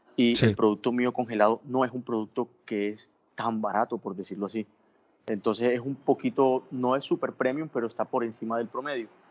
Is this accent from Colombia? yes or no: yes; Colombian Caribbean coast, Caribbean Region, Colombia; moved away as an adult; also born or lived in Bogotá; yo no soy venezolano, soy costeño